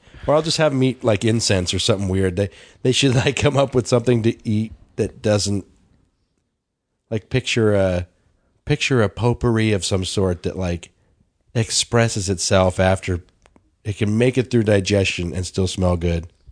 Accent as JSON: {"language": "English", "town": "Denver", "region": "Colorado", "country": "United States", "tie": "born or raised there", "said": "growing up in Denver"}